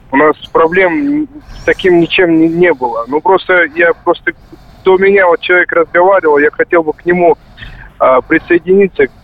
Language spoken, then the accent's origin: Russian; Barnaul, Altai Krai, Russia; Э, я вырос в России, был в, в, э, в городе Барнауле, как бы, 6 лет здесь.